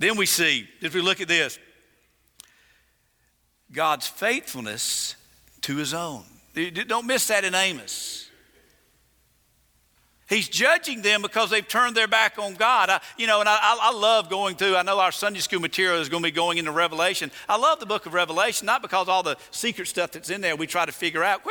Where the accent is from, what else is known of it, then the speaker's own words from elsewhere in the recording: the South, United States; I'm from the South